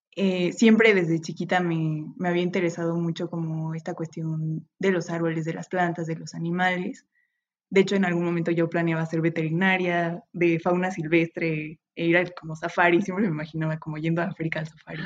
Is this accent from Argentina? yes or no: no; Metepec, State of Mexico, Mexico; moved away as an adult; now in Puebla, Mexico; yo soy de, de Toluca, de Metepec, Estado de México